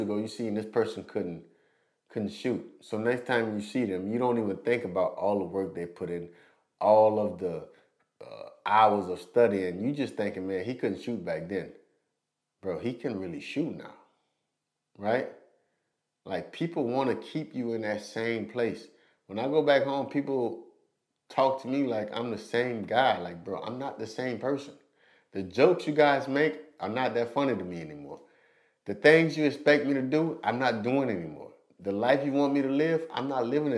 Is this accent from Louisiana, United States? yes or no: yes; West St. John, Louisiana, United States; my hometown at West St. John